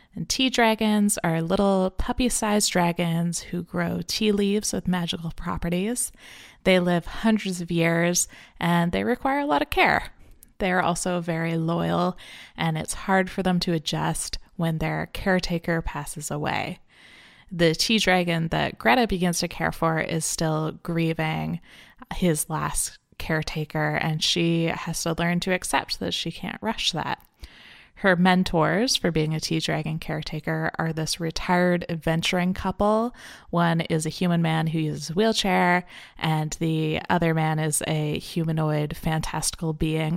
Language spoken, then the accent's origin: English; Canada; I'm Canadian